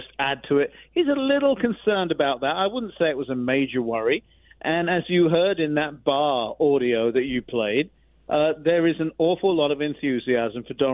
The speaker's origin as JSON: {"language": "English", "region": "Central Florida", "country": "United States", "accent": "North Florida", "moved": "yes", "lives_now": "Iowa, United States", "said": "I was from Central Florida"}